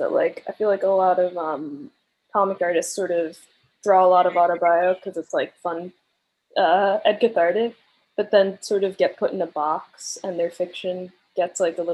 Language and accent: English; Long Island, New York, United States; I grew up on Long Island with like 8 siblings, and I was homeschooled